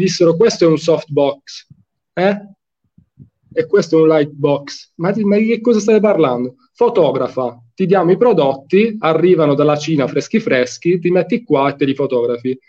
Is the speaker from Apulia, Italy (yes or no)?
yes; Fasano, Apulia, Italy; Io sono di Fasano, in provincia di Brindisi